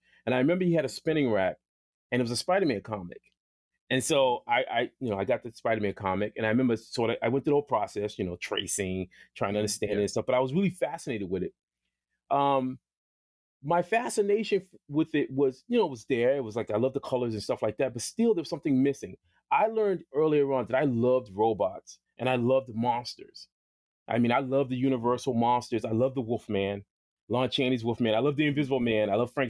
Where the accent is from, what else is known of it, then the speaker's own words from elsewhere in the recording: Boston, Massachusetts, United States; I grew up in Boston, by the way, and it was a place called JP, and it was the Projects.